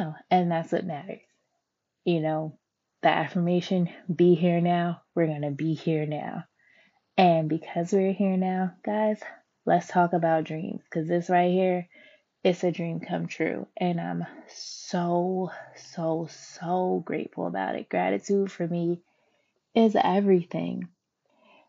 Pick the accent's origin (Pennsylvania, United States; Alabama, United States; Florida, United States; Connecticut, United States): Pennsylvania, United States; Philadelphia; I am from Philadelphia, though, born and raised